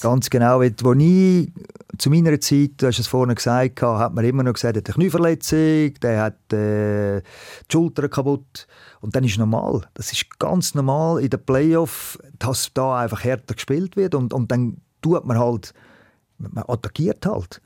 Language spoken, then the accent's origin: German; Switzerland; wir als Schweizer Spieler